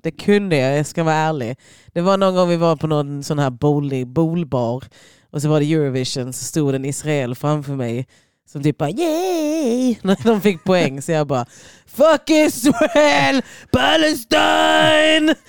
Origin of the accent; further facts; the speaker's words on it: Lund, Skåne, Sweden; also born or lived in Croatia; jag växte upp på Gunnesbo